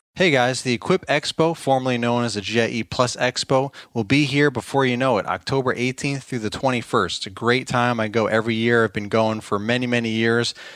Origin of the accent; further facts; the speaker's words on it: New York, United States; moved away as an adult; now in Virginia, United States; I'm originally from New York, born and raised, uh, moved to Virginia a while back, probably what, fifteen years ago maybe now